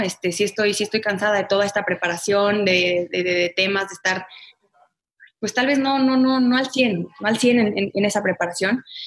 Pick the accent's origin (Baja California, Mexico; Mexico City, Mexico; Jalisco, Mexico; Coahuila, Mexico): Jalisco, Mexico; Guadalajara; Yo nací en Guadalajara, toda mi familia es de Guadalajara